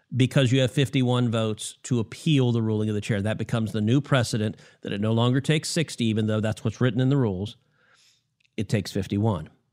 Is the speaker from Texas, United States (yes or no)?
yes; Texas, United States; my home state of Texas